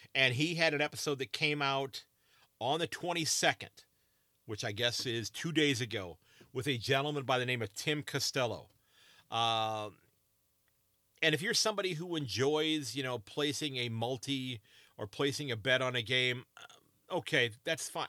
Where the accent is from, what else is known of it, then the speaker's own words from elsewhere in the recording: United States; as an American